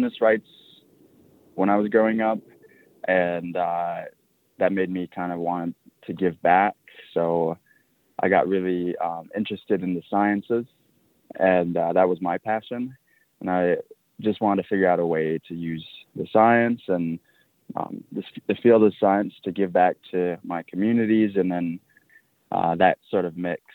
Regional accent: Tucson, Arizona, United States; I grew up out here in Tucson, very involved in my Yaqui culture

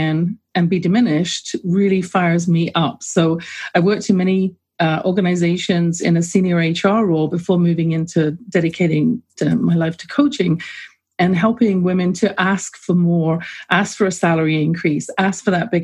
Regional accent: England, United Kingdom; now in North America; I grew up in England, as you can tell from my accent.

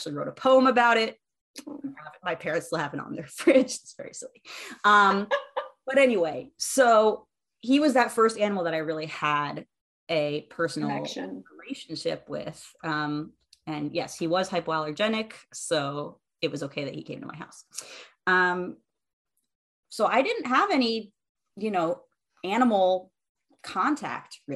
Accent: right outside DC, Maryland, United States; I grew up in Maryland, right outside DC.

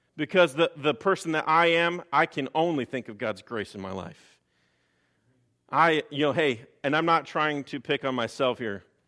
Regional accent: Chicago, Illinois, United States; moved away; I'm originally from Chicago, so I tend to talk a little fast.

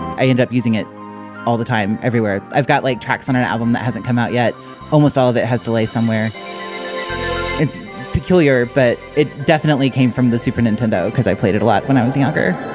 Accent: Kentucky, United States; I'm a composer from Kentucky

